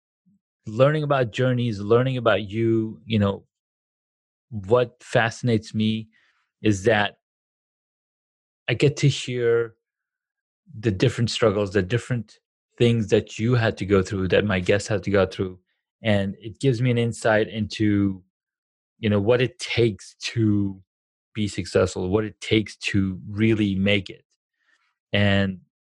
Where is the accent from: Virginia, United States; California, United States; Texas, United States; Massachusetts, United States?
California, United States; Corona; moved away; I grew up in Corona, California